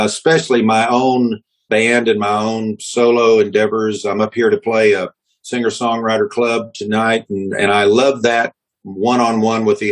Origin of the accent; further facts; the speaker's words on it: Austin, Texas, United States; I grew up in Texas, and I'll probably be here all my